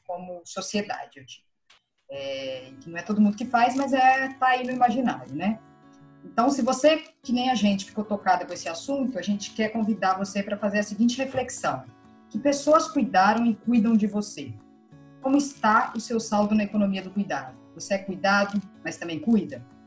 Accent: Minas Gerais, Brazil; eu sou mineira

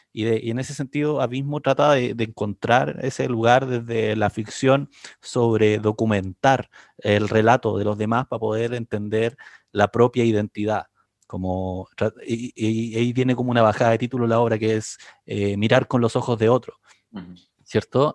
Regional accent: Concepción, Biobío, Chile; soy oriundo de Concepción

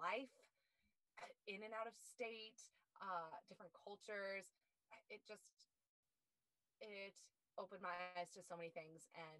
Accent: Perry, Iowa, United States; moved away; I grew up in a small town in central Iowa, Perry

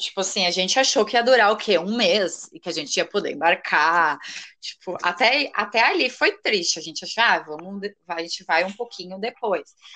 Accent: Rio Grande do Sul, Brazil; also born or lived in Arroio do Meio; eu sou gaúcha, moro numa cidade bem pequenininha aqui do Rio Grande do Sul, Arroio do Meio

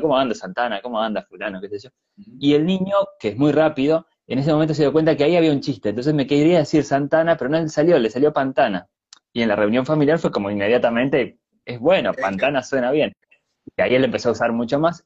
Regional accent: Argentina; also born or lived in Chile; now in Montevideo, Uruguay; yo nací en Argentina, pero vivo en Uruguay desde hace mucho tiempo

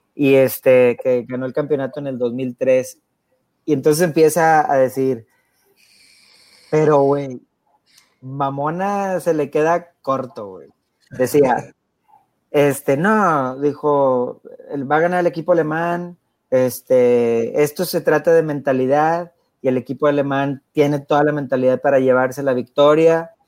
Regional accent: Mexico; pues yo soy mexicano

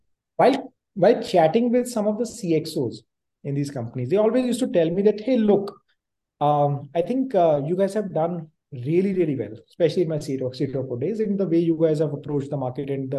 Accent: Punjab, India; moved away as an adult; now in Delhi NCR, India; I grew up in Punjab

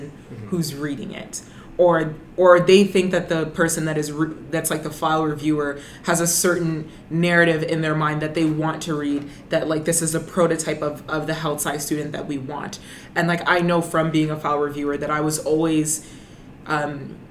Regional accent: Brampton, Ontario, Canada; I'm originally from Brenton

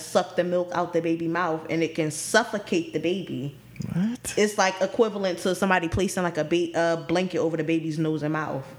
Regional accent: Philadelphia, Pennsylvania, United States; I'm from Philly. I'm from the city

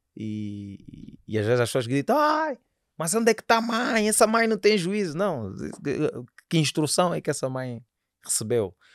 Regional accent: Angola; sou angolano

